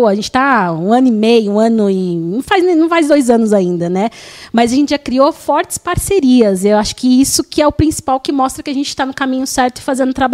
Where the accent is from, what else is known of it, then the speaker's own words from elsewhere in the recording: São Paulo, Brazil; born there; como eu é, nasci aqui, né, no Tatuapé, na Plantec Tatuapé